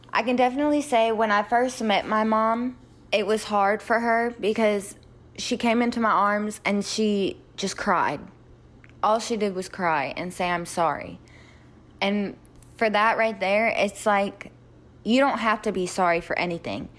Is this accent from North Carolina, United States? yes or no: yes; Sanford, North Carolina, United States; also born or lived in Moscow, Russia; I grew up in Sanford, North Carolina, which is kinda close to the biggest military base in America